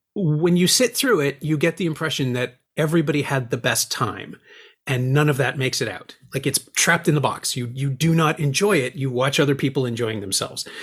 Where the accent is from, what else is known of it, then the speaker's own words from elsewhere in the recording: Toronto, Ontario, Canada; somebody who's born and raised in Toronto